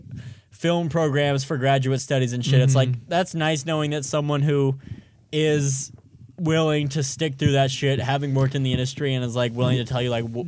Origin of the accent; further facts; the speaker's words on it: Arlington, Texas, United States; born there; accent: southern; Because I was born in Texas, for those who don't know. I was born in Arlington, Texas. That explains my southern accent.